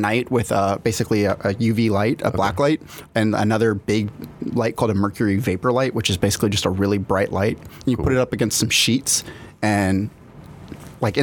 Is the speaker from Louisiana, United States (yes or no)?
yes; South Louisiana, United States; now in California, United States; I'm from South Louisiana